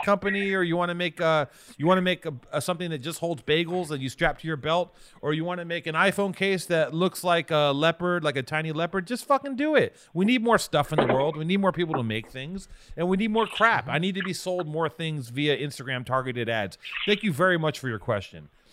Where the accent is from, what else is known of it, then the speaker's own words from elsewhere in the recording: Los Angeles, California, United States; we're both from Venice